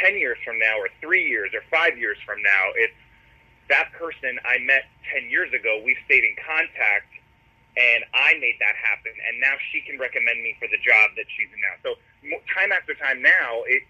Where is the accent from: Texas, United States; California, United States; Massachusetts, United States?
Massachusetts, United States; Boston; growing up in Boston, I begged the top 40 station to let me work there